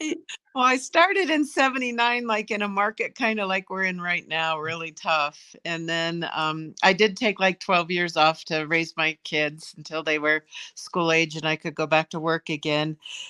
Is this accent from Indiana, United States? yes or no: no; Ohio, United States; Ohio. I'm from Ohio.